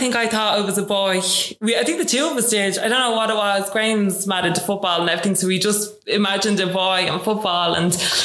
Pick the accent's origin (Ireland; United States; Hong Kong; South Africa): Ireland; Dublin, Leinster; I come from Raheny.